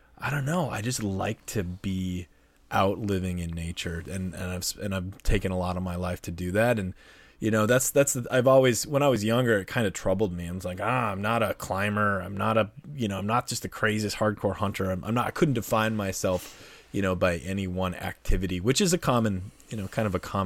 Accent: North Dakota, United States; my home state, North Dakota

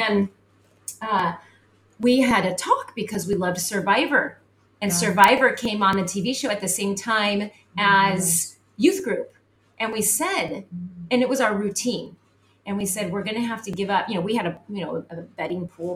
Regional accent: San Diego, California, United States; moved away as an adult; also born or lived in northern Idaho; we were born and raised in San Diego

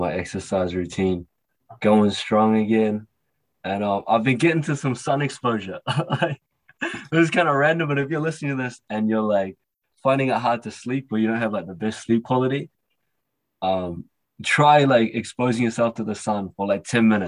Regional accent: New Zealand; So, I was born in New Zealand. I'm a Kiwi Cantonese young man

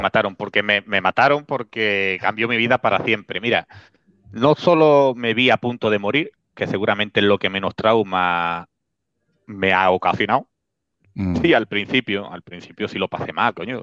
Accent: Spain; Spain, España, Spain

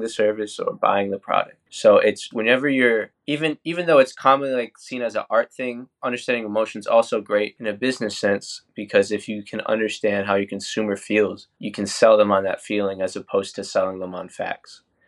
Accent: New Hampshire, United States; moved away as an adult; now in Orlando, United States; I'm working out of Orlando, Florida now, but I'm originally from New Hampshire. I lived the first eighteen years of my life up there

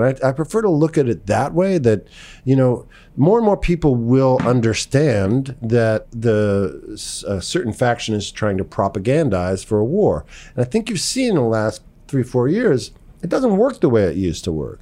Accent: New York City, New York, United States; moved away as an adult; where I grew up in Greenwich Village

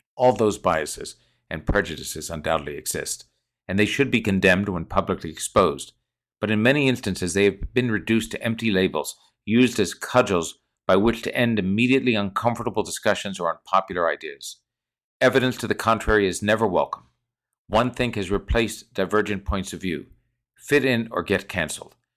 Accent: San Francisco, California, United States; as an American, raised in liberal San Francisco on principles of free speech and vigorous debate

